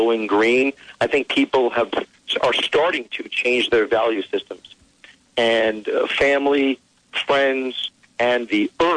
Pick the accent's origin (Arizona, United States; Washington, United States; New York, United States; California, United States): New York, United States; New York City; my hometown because I really was inspired here in New York City